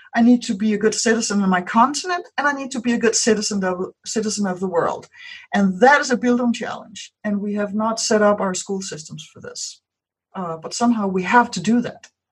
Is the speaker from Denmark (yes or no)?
yes; Denmark; first language Danish; English is a second language; mine is Danish.